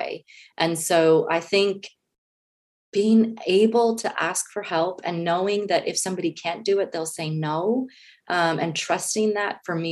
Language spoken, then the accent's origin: English; United States; moved away as an adult; now in Switzerland; as an American, we all want our own cars and our own houses. Like this is a very American kind of, that's how I was raised